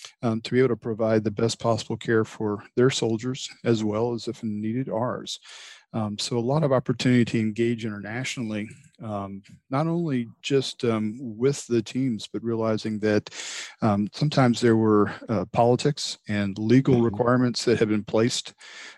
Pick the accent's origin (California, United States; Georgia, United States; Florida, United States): Georgia, United States; Atlanta; moved away as an adult; also born or lived in San Antonio, Texas / St. Louis area; I'm from Georgia originally, born and raised in the Atlanta area.